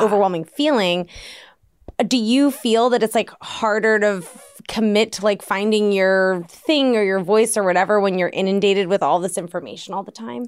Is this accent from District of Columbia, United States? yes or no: yes; Washington, District of Columbia, United States; moved away; D C is my hometown